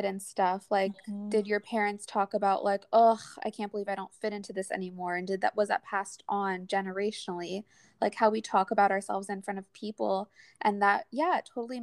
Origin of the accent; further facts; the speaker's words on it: California, United States; I grew up in California